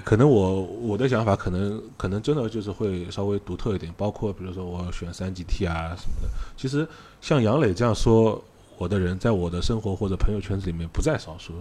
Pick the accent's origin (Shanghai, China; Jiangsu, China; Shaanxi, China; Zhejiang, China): Shanghai, China; accent: Shanghainese; 我们上海话刚刚应该Orlo